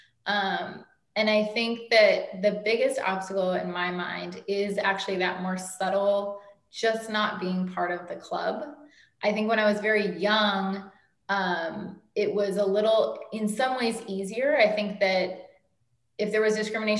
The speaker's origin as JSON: {"language": "English", "town": "Oakland", "region": "California", "country": "United States", "also_born_or_lived": "Los Angeles, California / New York", "said": "I'm from Oakland, California, which is not that far"}